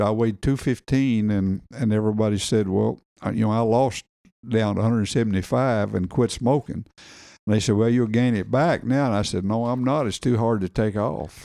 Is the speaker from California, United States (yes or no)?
no; Bee Branch, Arkansas, United States; born or raised there; also born or lived in Morganton